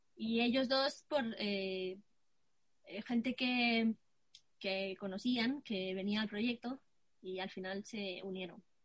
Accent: Brazil; now in Spain; tengo 16 años y soy de Brasil.

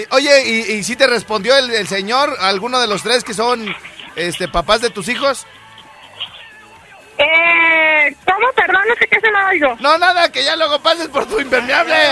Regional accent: Jiquilpan, Michoacán, Mexico; Soy de Jiquilpan. De Jiquilpan

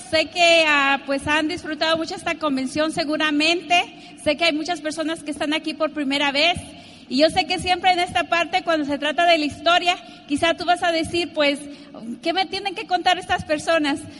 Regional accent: Mexico; yo nací en México en una familia de nueve, nueve hermanos, imagínate, muy numerosa.

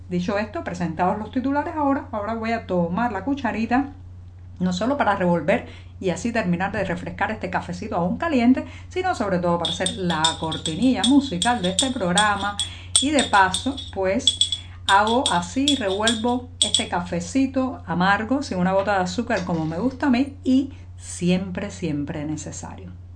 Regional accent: Cuba; cubana, periodista, ciudadana

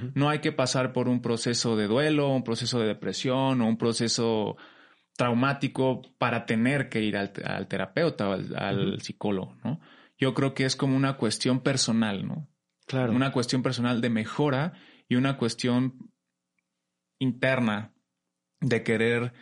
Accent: Pachuca, Hidalgo, Mexico; vengo de La Bella Airosa, de Pachuca Hidalgo

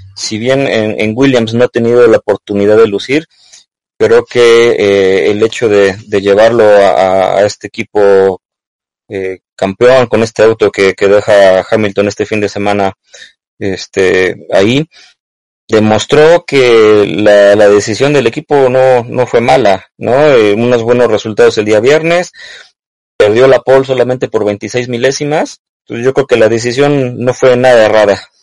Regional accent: Mexico; como mexicanos, como latinos

